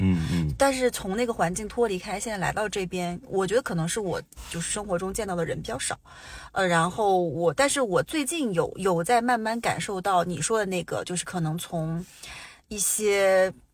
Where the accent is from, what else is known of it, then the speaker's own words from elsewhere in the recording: Changchun, Jilin, China; now in Vancouver, Canada; 因为我们家老，我们老家是长春的哦